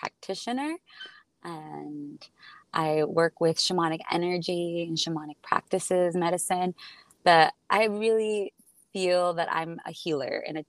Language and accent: English; Tijuana, Baja California, Mexico; also born or lived in San Diego, United States; I was born in Tijuana and grew up on both sides of the border, California